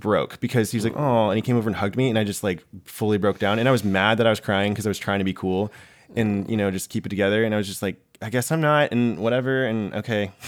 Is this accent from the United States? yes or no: yes; the South, United States; now in New York, United States; I came from the South where everyone is trying to get married